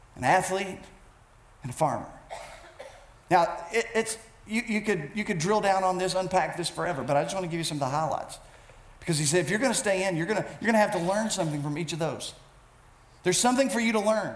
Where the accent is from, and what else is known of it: United States